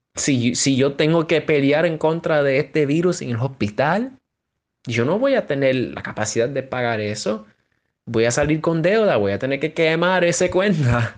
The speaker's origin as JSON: {"language": "Spanish", "region": "New York", "country": "United States", "said": "puertorriqueño de, Nueva York, del barrio"}